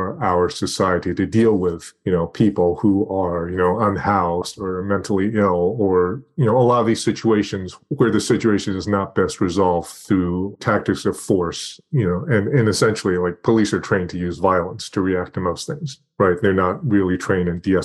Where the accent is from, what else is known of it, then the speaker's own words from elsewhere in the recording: Torrance, California, United States; I grew up in Torrance, shout out Del Alma Mall